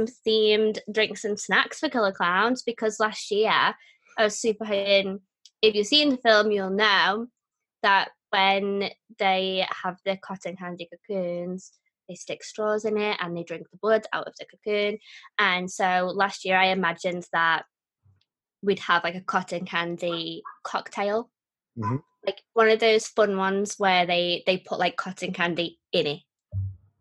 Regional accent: United Kingdom; when I am British

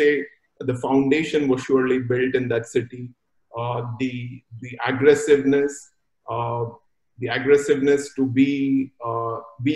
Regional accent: Mumbai, Maharashtra, India; now in Singapore; I was born and brought up in a big cosmopolitan called Mumbai

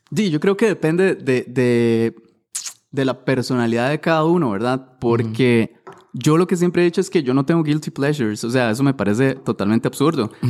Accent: Siquirres, Limón, Costa Rica; me acuerdo estar en el centro de Siquirres, yo soy de Siquirres, con mis amigos

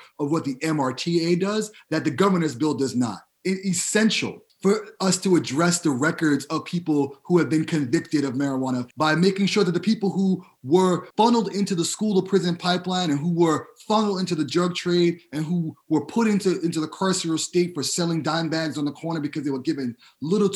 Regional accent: New York City, New York, United States; I'm originally from the Bronx

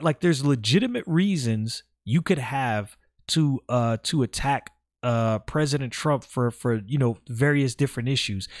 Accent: New York City, New York, United States; born and raised in Brooklyn

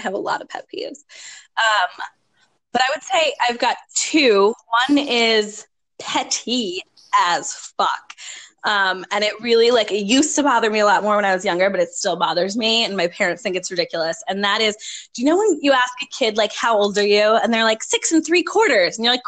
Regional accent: New York, East Coast, United States; now in Minnesota, United States; I grew up on the East Coast. I learned to drive in New York.

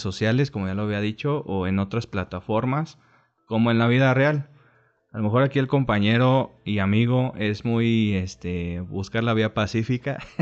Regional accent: Mexico

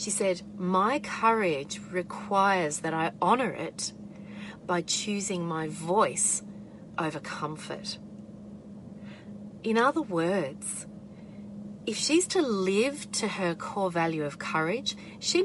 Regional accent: Australia

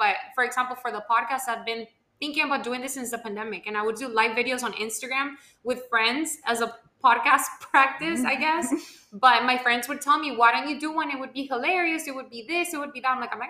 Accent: Homestead, Florida, United States; You might be a little bit more Miami than me. I'm more homestead than Miami.

